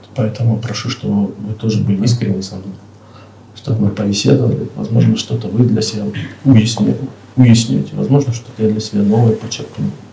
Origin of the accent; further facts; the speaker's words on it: Uzbekistan; moved away; also born or lived in Crimea; Мать, отец родились в депортации в Узбекистане. И я тоже родился в депортации